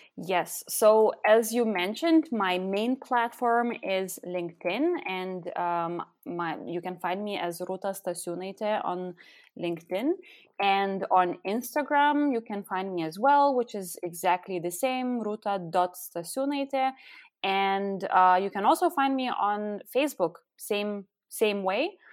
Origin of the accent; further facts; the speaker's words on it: Lithuania; first language Lithuanian; English is a second language; moved away as an adult; also born or lived in Austria / Netherlands / Belgium; now in Berlin, Germany; I'm actually originally from Lithuania, and I, uh, live in Berlin for the last over four years.